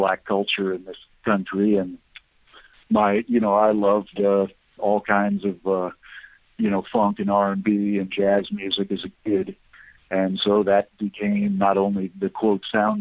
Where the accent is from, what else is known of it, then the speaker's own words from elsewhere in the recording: United States; I grew up in America and came of age in the 70s